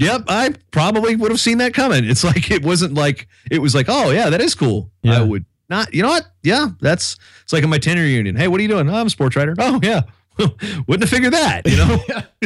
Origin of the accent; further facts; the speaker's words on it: Virginia, United States; my hometown paper back in Virginia, they ran a story on me about it